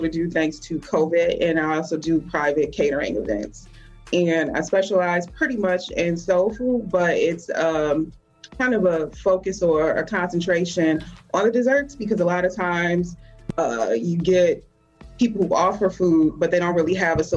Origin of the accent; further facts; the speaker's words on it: Toledo, Ohio, United States; I'm from Toledo, actually, born and raised here in Toledo